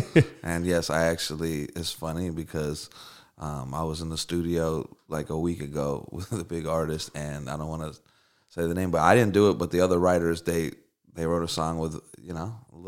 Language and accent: English; Moldova; born there; I was born on a cold. No. so I grew up in, I was born in Moldavia, which is right near Ukraine.